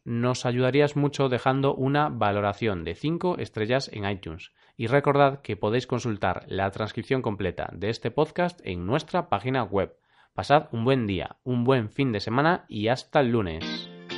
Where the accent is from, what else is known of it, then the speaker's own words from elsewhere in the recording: Galicia, Spain; Yo soy gallego